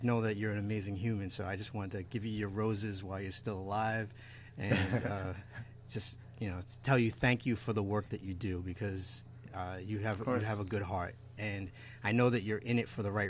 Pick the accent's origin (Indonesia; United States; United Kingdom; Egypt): United States; Long Island, New York; I grew up out here in Long Island